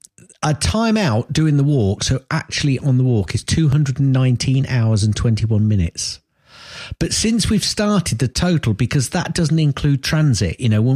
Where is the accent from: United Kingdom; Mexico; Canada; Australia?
United Kingdom; Chester, North West England; Anyway, we're from Chester, well, the border, obviously, which is up near Chester.